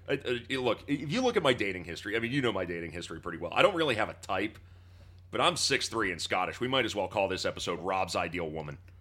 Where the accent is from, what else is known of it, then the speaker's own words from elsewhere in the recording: Pittsburgh, Pennsylvania, United States; First, I'm an American, then I'm a Pennsylvanian, then I'm a Pittsburgher